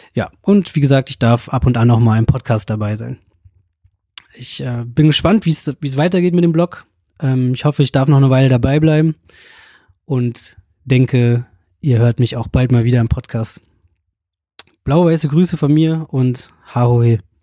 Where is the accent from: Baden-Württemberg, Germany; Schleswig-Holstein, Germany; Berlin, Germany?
Berlin, Germany; moved away as an adult; also born or lived in Münster; now in Leipzig, Germany; Ich komme aus Berlin und bin seit meiner Grundschulzeit Hertha-Fan.